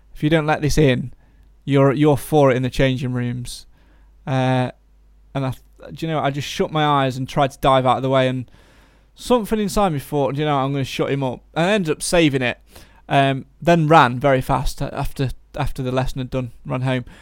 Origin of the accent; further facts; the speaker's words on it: Nottinghamshire, East Midlands, United Kingdom; We're from Nottinghamshire